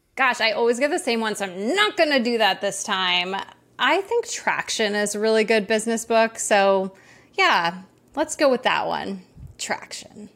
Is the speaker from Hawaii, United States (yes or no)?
yes; Maui, Hawaii, United States; I grew up in Maui, and I'm actually in Maui right now